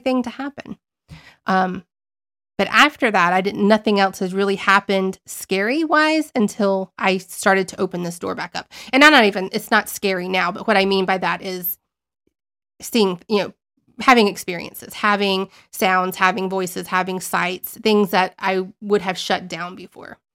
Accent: Southern Alabama, United States; I was raised in Southern Alabama

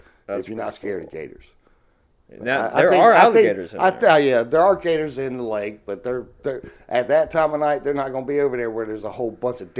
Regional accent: the South, United States; accent: southern; I mean, me with my southern accent I used to have before I joined the Navy, I'd have to watch his mouth to understand what the hell he was saying.

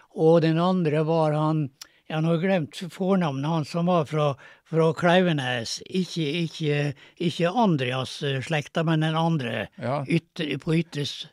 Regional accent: Kleive, Møre og Romsdal, Norway; born or raised there; also born or lived in Nesna

